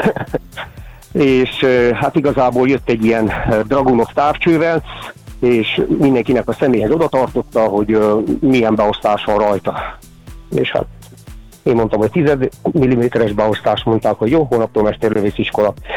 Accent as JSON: {"language": "Hungarian", "region": "Székely Land", "country": "Romania", "said": "én honnan érkeztem, és hát látni székelyföldi vagyok"}